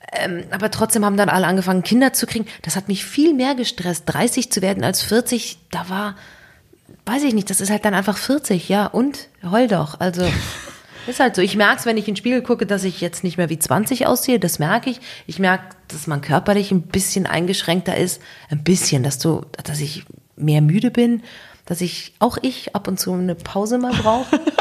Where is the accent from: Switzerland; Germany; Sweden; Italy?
Switzerland; bei uns in der Schweiz